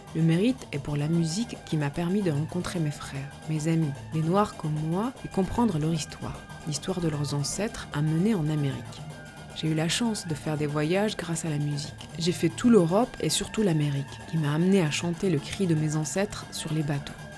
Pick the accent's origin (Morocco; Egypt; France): Morocco; moved away; j'ai eu besoin de faire un voyage retour au Maroc, mon pays natal, 13 ans après en être parti